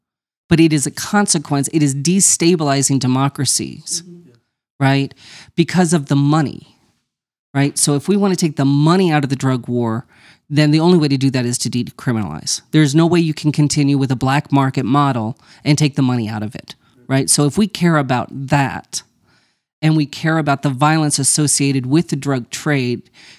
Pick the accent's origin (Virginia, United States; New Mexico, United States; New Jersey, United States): New Mexico, United States; Las Cruces; I grew up in Las Cruces, New Mexico, which is right on the border of with El Paso. It's a sister city to Juarez, right? So I grew up in a border environment, right?